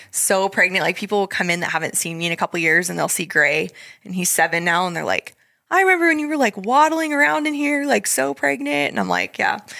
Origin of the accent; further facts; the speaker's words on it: Idaho, United States; moved away as an adult; we come from Idaho